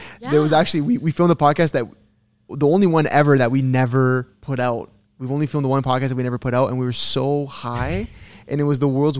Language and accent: English; Toronto, Ontario, Canada; We're, like, we're from Toronto. Like, yeah. We're from Canada. Fucking, I love Toronto, but I hate it at the same time.